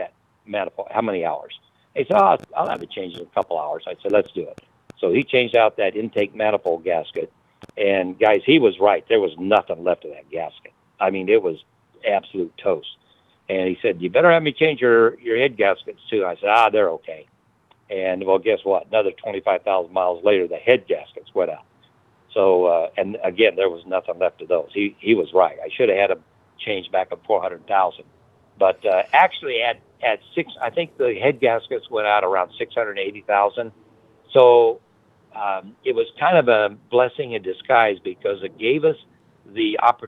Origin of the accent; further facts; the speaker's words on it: Lincoln, Nebraska, United States; my hometown, Lincoln, Nebraska